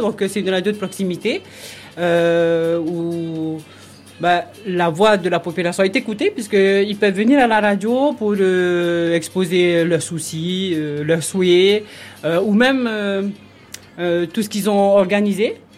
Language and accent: French; Windward Islands, French Polynesia; now in Nuku Hiva, French Polynesia; je suis né sur Nukuhiva. Euh, j'ai quitté, enfin mes parents sont partis ici, j'avais 6 mois. Donc j'ai passé 37 ans à Tahiti